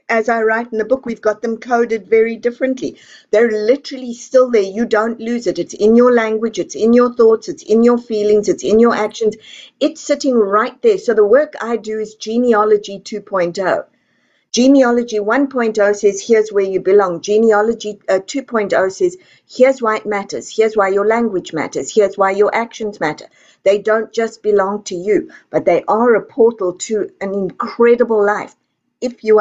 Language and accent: English; South Africa; now in Texas, United States; I come from South Africa